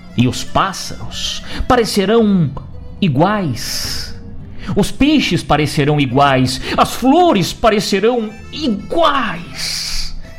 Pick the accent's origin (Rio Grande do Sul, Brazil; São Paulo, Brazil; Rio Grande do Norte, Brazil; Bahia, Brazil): Rio Grande do Sul, Brazil; aí da nossa cultura gaúcha